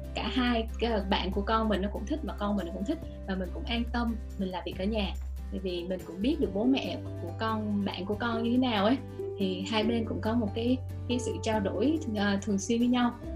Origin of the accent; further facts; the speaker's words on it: Vietnam; moved away as an adult; now in United States; phụ nữ mình mà từ Việt Nam sang